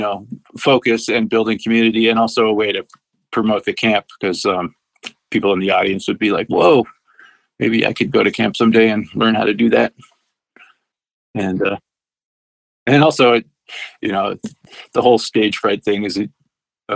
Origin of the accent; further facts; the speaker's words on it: outside of Boston, Massachusetts, United States; moved away; I did grow up back east in outside of Boston